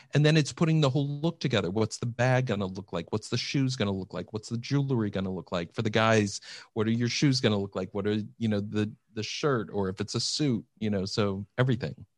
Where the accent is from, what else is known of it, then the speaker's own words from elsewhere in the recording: Iowa, United States; moved away; That's where I grew up. Yep, I grew up in Iowa